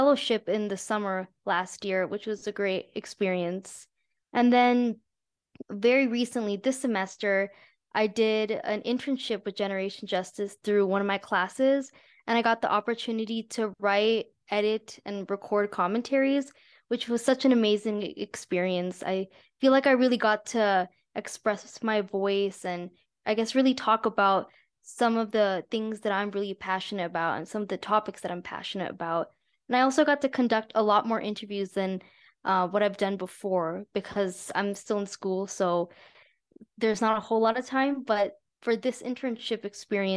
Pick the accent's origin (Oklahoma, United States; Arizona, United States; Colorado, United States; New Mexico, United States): New Mexico, United States; Albuquerque; I'm from Albuquerque, New Mexico. My parents are from India, but I grew up here.